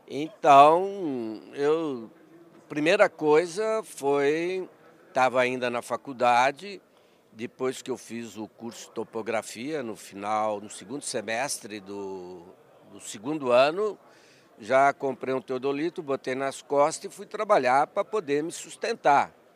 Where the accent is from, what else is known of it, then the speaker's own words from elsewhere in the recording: São Paulo, Brazil; also born or lived in São Caetano do Sul; nasci em São Caetano do Sul, me criei em Santo Amaro